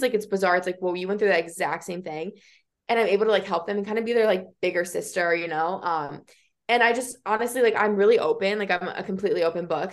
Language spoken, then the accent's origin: English; Iowa, United States; growing up in Iowa, like there's really no like even diversity here